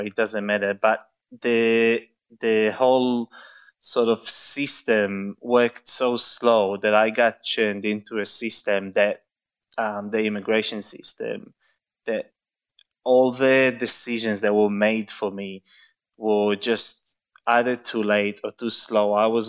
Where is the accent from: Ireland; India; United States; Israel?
Israel; Mevaseret Zion, Jerusalem District; now in Melbourne, Australia; I was born in Jerusalem, but I grew up in Mvaseret, which is a small town next to Jerusalem.